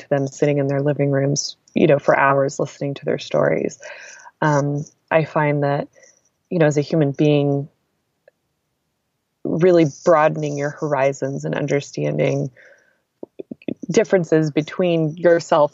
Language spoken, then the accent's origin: English; Texas, United States; moved away as an adult; also born or lived in Turkey / Iraq; I grew up in Texas